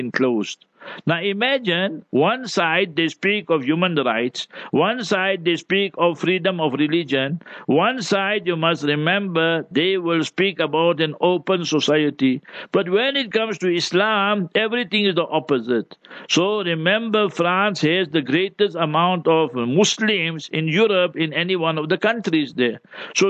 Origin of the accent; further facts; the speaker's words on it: South Africa; I'm from South Africa